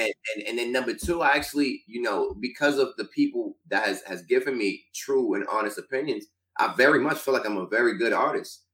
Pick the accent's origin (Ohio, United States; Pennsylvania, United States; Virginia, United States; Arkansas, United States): Pennsylvania, United States; Stroudsburg; my hometown started off first week number one. Shout out to Stroudsburg, Pennsylvania